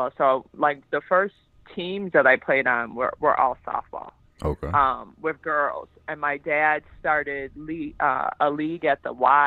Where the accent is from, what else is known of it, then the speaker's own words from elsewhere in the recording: Elgin, Illinois, United States; also born or lived in Fresno, California; I grew up, it's probably about an hour. I wouldn't call it a suburb, but it's considered a suburb, but it takes about an hour to get there